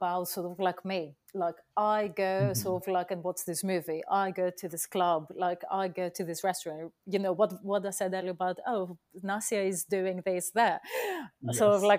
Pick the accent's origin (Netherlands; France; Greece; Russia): Greece; Athens, Attica; now in London, United Kingdom; I'm from Athens